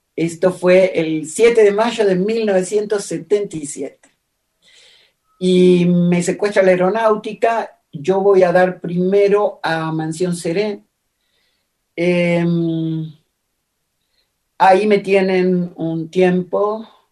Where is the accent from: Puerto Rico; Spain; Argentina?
Argentina; Buenos Aires; era una zona entre Constitución y Montserrat, digamos, porque no es propiamente Constitución y tampoco es Montserrat, que es del otro lado de Belgrano, ¿no? Entonces, ah, esa es la zona en la que yo crecí